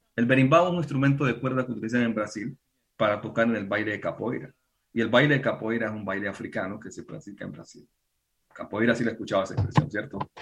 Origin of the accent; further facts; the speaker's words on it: Pacific region, Colombia; yo soy del Pacífico